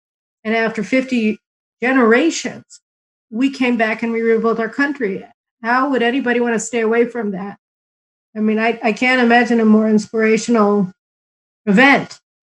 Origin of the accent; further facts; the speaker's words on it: Chicago, Illinois, United States; now in Israel; I grew up in Chicago, third-generation American from a family that had immigrated to the United States from Eastern Europe to run away from the pogroms